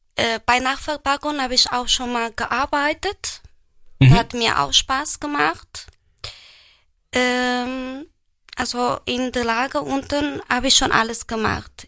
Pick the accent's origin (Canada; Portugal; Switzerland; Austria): Portugal; first language Portuguese; German is a second language; now in Germany; Aus Portugal